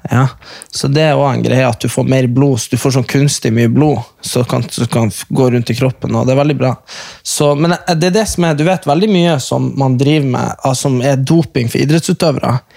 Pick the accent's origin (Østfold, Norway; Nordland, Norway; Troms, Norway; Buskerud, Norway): Nordland, Norway; Hamarøy; moved away; de som er fra Hamarøy, der vi er fra